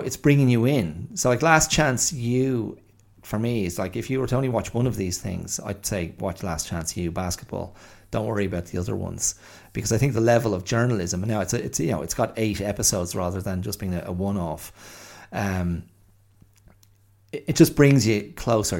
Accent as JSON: {"language": "English", "country": "Ireland", "also_born_or_lived": "Australia", "moved": "as an adult", "said": "I'm white, um, because I'm Irish"}